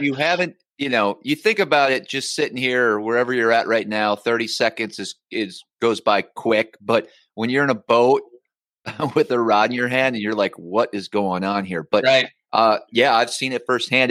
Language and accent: English; Northern Wisconsin, United States; moved away; my old my home state where I grew up, upstate